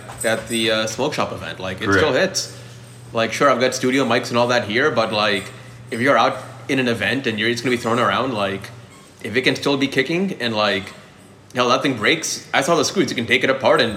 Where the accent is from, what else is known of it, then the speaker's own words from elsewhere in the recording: Pittsburgh, Pennsylvania, United States; now in Austin, United States; I'm an implant too. I came from Pittsburgh, but like, I came here because I like Austin.